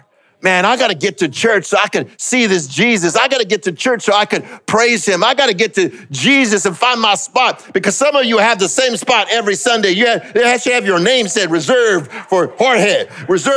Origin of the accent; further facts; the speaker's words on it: Los Angeles, California, United States; I grew up in East LA and right next to Alhambra and Pasadena.